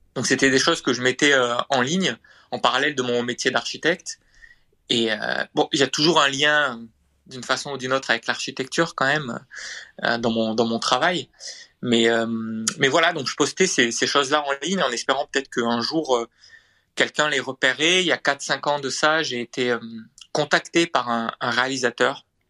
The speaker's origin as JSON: {"language": "French", "town": "Montpellier", "region": "Occitania", "country": "France", "said": "Je suis de Montpellier."}